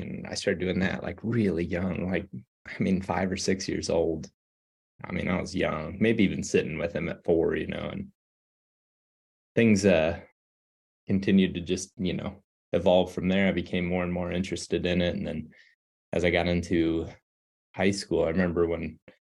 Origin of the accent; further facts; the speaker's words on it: Western Ohio, United States; moved away as an adult; also born or lived in Iowa; now in Colorado, United States; I grew up in Ohio, Western Ohio, in the flatlands